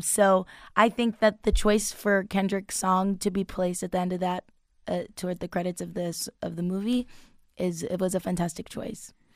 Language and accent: English; Long Island, New York, United States; moved away; I'm from Long Island, so I've been gigging a lot throughout there